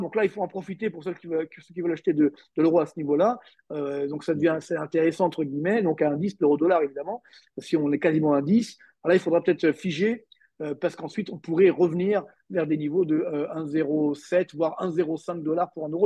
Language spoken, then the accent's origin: French; France; chez nous en France